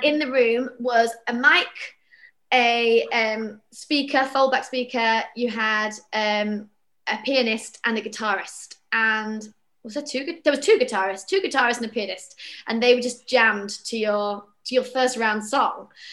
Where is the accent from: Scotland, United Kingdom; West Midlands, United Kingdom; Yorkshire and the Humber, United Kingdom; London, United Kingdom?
Yorkshire and the Humber, United Kingdom; Bradford; moved away; I'm from Bradford originally, and all you know all our theatre friends we've all left our hometowns